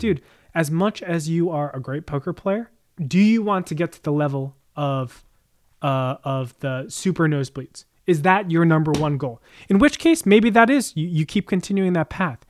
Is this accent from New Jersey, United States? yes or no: yes; Jersey Shore, New Jersey, United States; I grew up on the Jersey Shore